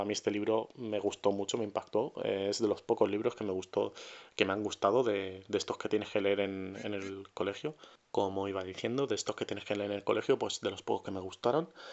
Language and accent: Spanish; Murcia, Region of Murcia, Spain; yo soy de Murcia